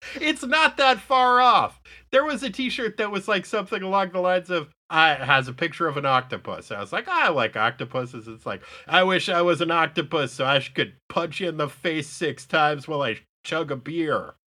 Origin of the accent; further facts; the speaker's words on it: United States; As an American